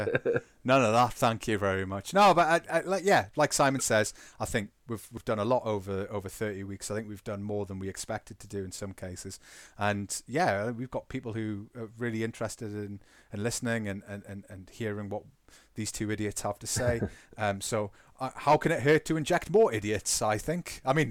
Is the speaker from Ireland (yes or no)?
no; England, United Kingdom; If you hadn't realised, we're English, and therefore we are contractually obliged to talk about what happened on Sunday